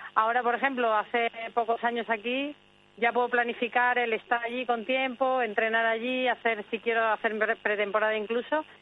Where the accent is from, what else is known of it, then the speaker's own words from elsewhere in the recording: Spain; also born or lived in Sweden; yo tengo doble nacionalidad desde que nací y bueno, me siento evidentemente española, me siento sueca